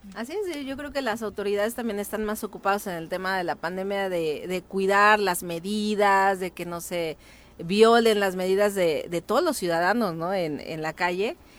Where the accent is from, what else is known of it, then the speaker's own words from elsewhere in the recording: Cuernavaca, Morelos, Mexico; yo soy de Lomas de Cortés, ahí en eh, Nueva Inglaterra